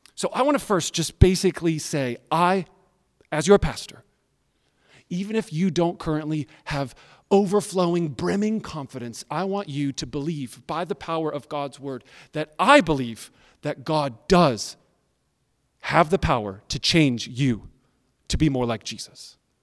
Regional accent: United States; I like being an American. I'm glad that I'm a citizen of America

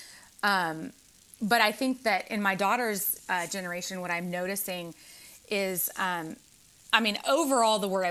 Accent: the South, United States; when I grew up in the South

